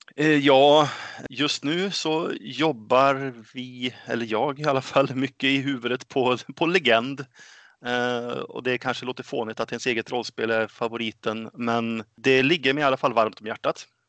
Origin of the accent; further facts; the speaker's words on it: Örnsköldsvik, Västernorrland County, Sweden; also born or lived in Gothenburg; now in Enköping, Sweden; Född och uppväxt i Örnsköldsvik